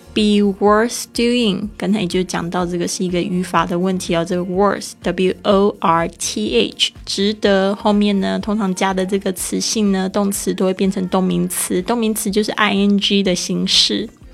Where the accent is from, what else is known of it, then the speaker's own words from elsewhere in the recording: Taiwan; accent: Taiwanese Mandarin; 我的台湾国语出来